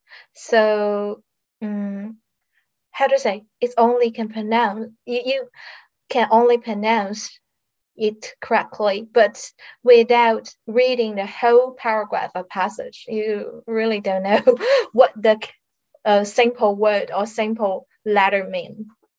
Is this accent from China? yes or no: yes; southern China, China; first language Mandarin Chinese; English is a second language; I was born in a south province of China. In my province, until now, there are only two or three blind schools. At least now, no visually impaired school in my city, in my hometown.